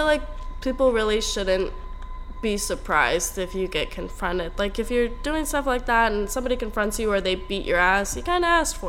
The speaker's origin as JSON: {"language": "English", "region": "Maine", "country": "United States", "said": "I'm from Maine"}